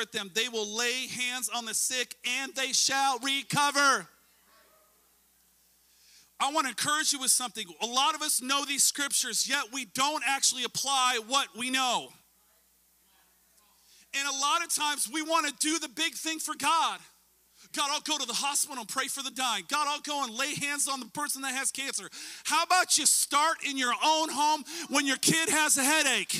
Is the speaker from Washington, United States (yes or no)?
yes; Washington, United States; also born or lived in Orcas Island, Washington; My family and I, we live in Washington State. We're from Washington State.